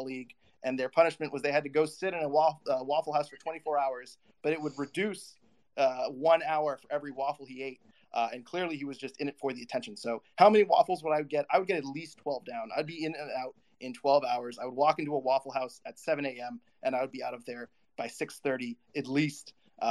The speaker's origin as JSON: {"language": "English", "country": "United States", "said": "as an American"}